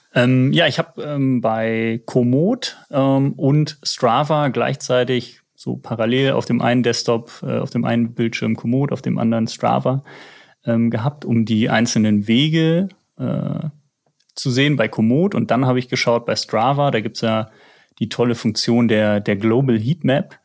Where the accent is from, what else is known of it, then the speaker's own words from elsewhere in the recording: Germany; now in Hamburg, Germany; ich komme ja aus der Eifel